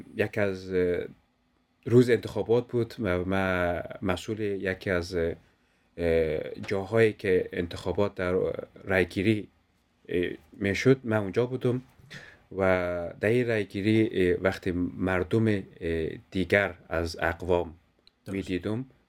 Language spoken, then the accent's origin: Persian; Afghanistan; also born or lived in Denmark; now in Kolding, Denmark; ما افغان ها که در دنمارک زندگی میکنیم